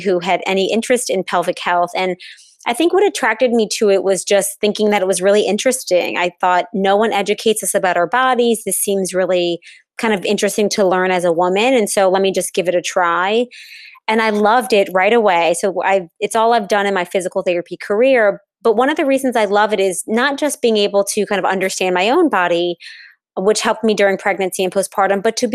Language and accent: English; New Orleans, Louisiana, United States; I am located in New Orleans, which is my hometown